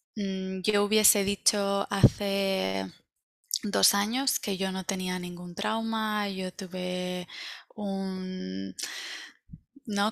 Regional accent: Valencia, Valencian Community, Spain; moved away as an adult; now in United States; yo soy de Valencia

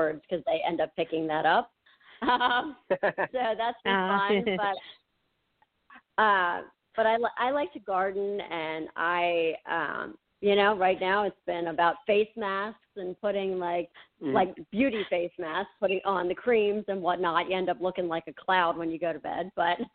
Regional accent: near Frederick, Maryland, United States; I am from the Maryland, Washington, D.C. area. I kind of near Frederick a little bit.

